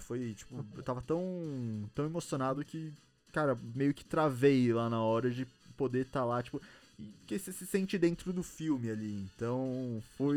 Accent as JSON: {"language": "Portuguese", "region": "São Paulo", "country": "Brazil", "said": "a gente é de São Paulo, a gente veio pra cá a trabalho"}